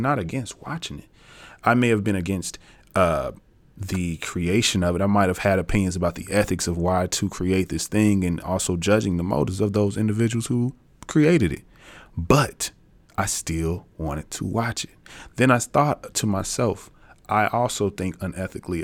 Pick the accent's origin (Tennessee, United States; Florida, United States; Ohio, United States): Tennessee, United States; I'm from Tennessee